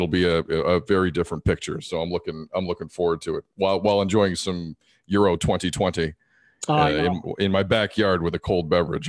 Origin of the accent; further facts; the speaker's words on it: Toronto, Ontario, Canada; Born in Canada. Folks came here relatively young. They met here. I got two other brothers. We grew up in the Toronto area our entire lives.